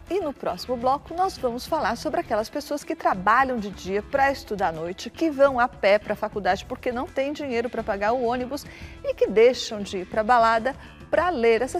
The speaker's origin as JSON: {"language": "Portuguese", "region": "Pernambuco", "country": "Brazil", "moved": "yes", "lives_now": "São Paulo, Brazil", "said": "Moro em São Paulo há quatro anos, ou na verdade sou pernambucana e eu vim para cá no intuito de estudar."}